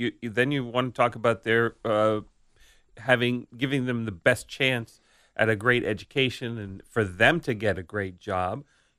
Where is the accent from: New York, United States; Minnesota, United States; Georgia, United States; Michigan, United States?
New York, United States; Staten Island; I grew up in New York City, but it was Staten Island.